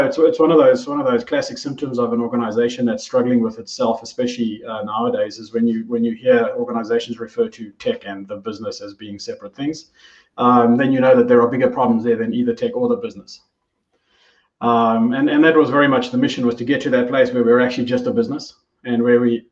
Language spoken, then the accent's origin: English; South Africa; moved away as an adult; now in New Zealand; I am South African by origin. I had the privilege of moving to New Zealand in 2015 with my family